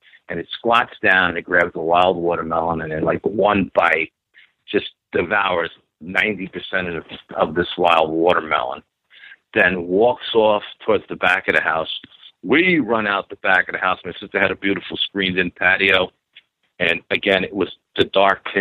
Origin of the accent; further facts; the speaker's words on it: New York City, New York, United States; growing up in New York and in the city